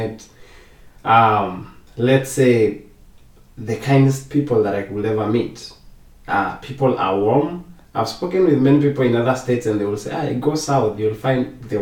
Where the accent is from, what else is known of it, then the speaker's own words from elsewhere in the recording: Kenya; moved away as an adult; now in Costa Rica; I was born and raised in Kenya